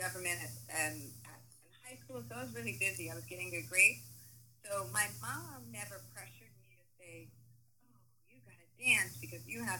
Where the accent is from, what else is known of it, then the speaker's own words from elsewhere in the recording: Washington, District of Columbia, United States; moved away as an adult; also born or lived in New York City; now in Los Angeles, United States; I'm originally from Washington, D.C. I grew up in Chocolate City.